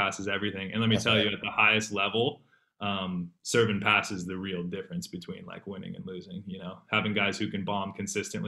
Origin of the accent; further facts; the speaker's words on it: San Jose, California, United States; I'm from the Bay Area, from San Jose